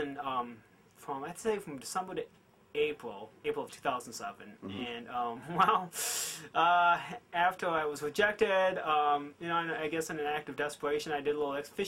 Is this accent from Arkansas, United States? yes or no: no; Greenville, Michigan, United States; also born or lived in Seoul, South Korea; I was raised in Greenville